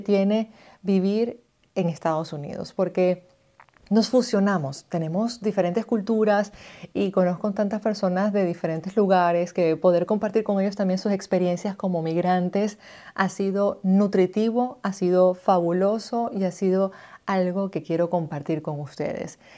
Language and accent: Spanish; Maracaibo, Zulia, Venezuela; moved away as an adult; now in United States; soy una migrante venezolana, nací en Maracaibo, Estado Zulia, en el año 89